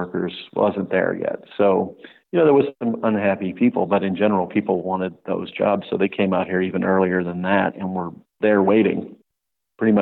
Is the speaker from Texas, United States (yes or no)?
no; Pittsburgh, Pennsylvania, United States; moved away; also born or lived in Hoover Dam, Nevada/Arizona; I'm originally from Pittsburgh, Pennsylvania